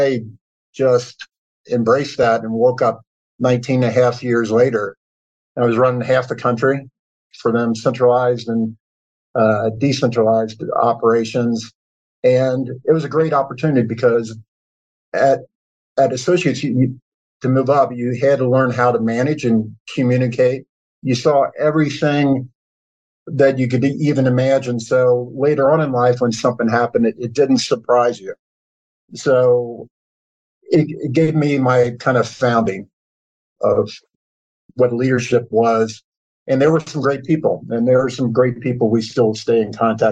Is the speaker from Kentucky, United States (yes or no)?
yes; Kentucky, United States; I grew up in Kentucky, as you said, went to the University of Kentucky